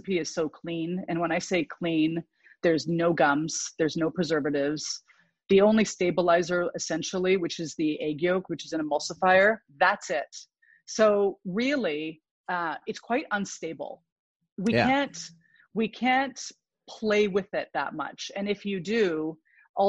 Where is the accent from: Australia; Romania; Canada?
Canada; Vancouver Island, British Columbia; I grew up on Vancouver Island, which is just northwest of Seattle